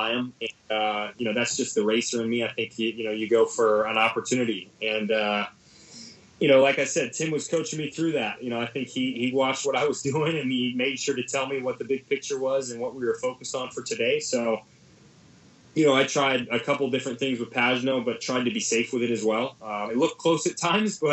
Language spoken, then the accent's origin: English; United States; being an American